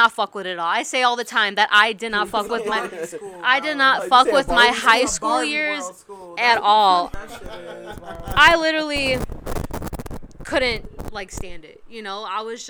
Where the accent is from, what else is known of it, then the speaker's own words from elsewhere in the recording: Oak Lawn, Illinois, United States; I grew up in Oak Lawn